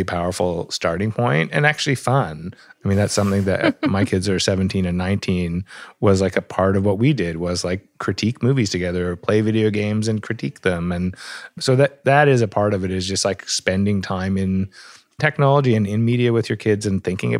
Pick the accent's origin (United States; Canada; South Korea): Canada; also born or lived in Toronto; I live in Toronto, which gives me the bonus of not being at the center of the tech empire every day and also being a Canadian looking over the border